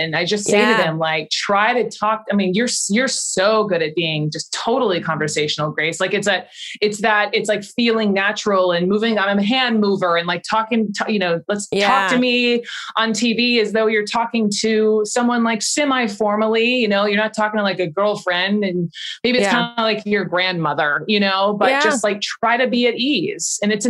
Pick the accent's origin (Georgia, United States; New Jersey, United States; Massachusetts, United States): Georgia, United States; Atlanta; I never tried not to have an accent, even though I'm from Georgia, I'm from Atlanta. It's a pretty big city and we don't all, you know, sound like what you may think we're supposed to sound like.